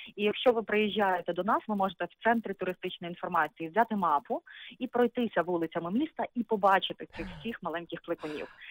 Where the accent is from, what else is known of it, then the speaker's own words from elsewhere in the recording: Lutsk, Volyn Oblast, Ukraine; Так, звичайно, я народилася в Луцьку. Більше того, моя родина по маминій лінії вони е, всі тут і проживали.